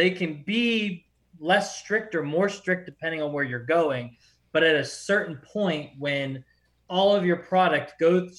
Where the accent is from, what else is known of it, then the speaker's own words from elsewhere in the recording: Pittsburgh, Pennsylvania, United States; I'm from Pittsburgh area, like Bruno Sammartino was our guy